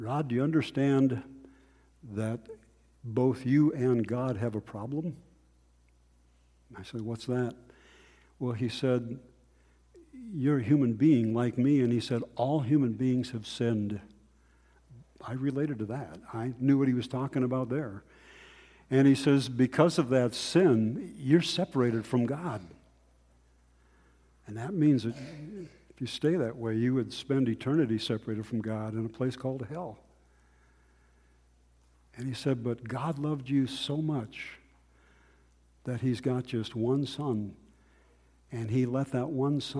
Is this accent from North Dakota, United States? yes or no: yes; North Dakota, United States; I grew up in North Dakota